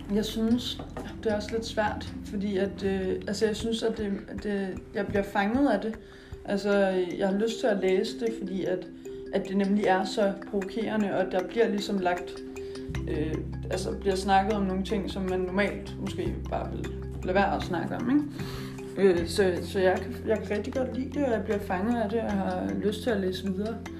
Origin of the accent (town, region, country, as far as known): Denmark